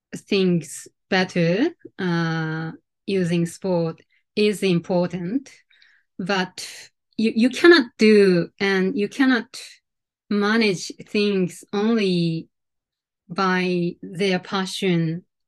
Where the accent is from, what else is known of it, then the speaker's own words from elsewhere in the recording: Sendai, Miyagi, Japan; moved away as an adult; also born or lived in Chiba Prefecture / Geneva, Switzerland; now in Tokyo, Japan; I I was born and brought up in Sendai, uh, the northern part of Japan.